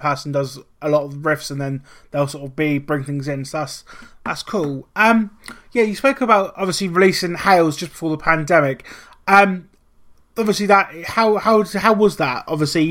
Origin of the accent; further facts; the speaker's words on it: Norwich, East of England, United Kingdom; I'm from the arse end of nowhere, I'm from Norwich.